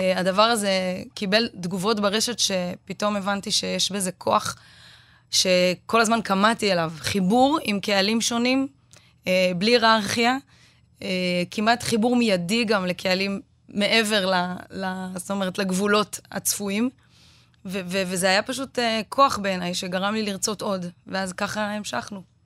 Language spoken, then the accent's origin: Hebrew; Israel; אנחנו בתור ישראלים